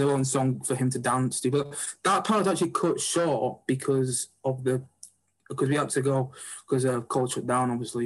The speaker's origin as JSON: {"language": "English", "town": "Oldham", "region": "North West England", "country": "United Kingdom", "tie": "born or raised there", "said": "I'm from Oldham, so I'm not that actually far from where yeah. Salford is, but I went to uh, I went to Sarwa School"}